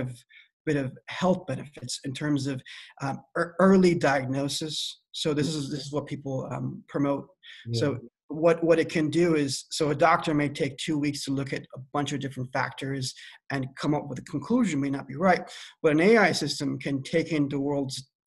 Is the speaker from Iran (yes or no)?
yes; Iran; also born or lived in East Coast, United States / Midwest, United States; now in California, United States; My background is Iranian. I was born in Iran